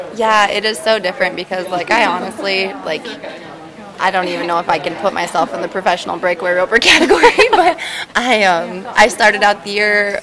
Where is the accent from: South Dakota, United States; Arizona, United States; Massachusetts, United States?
South Dakota, United States; Buffalo; also born or lived in Broadus area, Montana; now in Montana, United States; I grew up in um, Buffalo, South Dakota